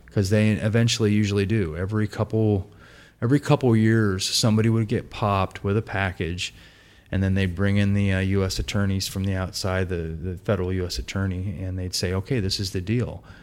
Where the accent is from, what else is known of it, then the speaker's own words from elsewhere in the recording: Portland, United States; I grew up in Portland, pretty normal upbringing, upper middle class family.